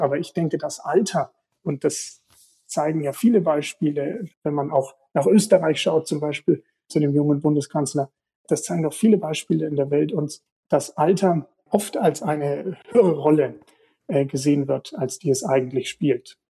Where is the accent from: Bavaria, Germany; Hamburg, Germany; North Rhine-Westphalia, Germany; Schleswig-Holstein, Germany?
Bavaria, Germany; Lichtenberg; meine Heimat